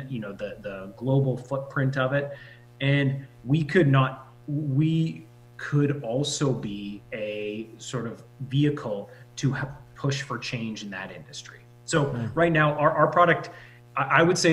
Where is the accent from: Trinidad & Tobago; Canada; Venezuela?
Canada; Saskatchewan; a really small community, which we grew up in Saskatchewan